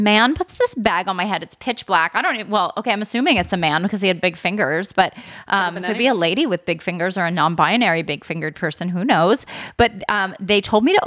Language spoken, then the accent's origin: English; Philadelphia, Pennsylvania, United States; I'm from Philly.